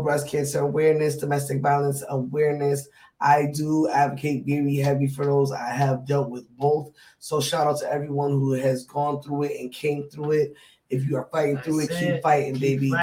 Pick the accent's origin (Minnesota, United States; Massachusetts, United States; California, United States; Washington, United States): Massachusetts, United States; moved away; I will be in Massachusetts, my hometown, Massachusetts